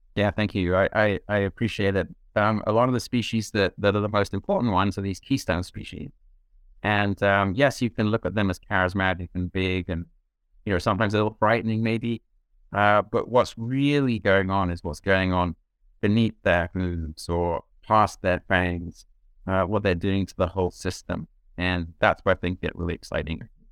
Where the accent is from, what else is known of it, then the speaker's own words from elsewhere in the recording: southeast corner of England, White Cliffs area, South East England, United Kingdom; moved away; I grew up in England, uh, southeast corner of England on the coast, the kind of White Cliffs area